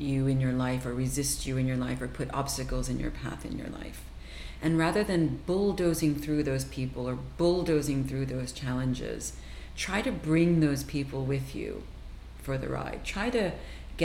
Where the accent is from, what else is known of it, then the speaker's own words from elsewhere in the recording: New Jersey, United States; I grew up in New Jersey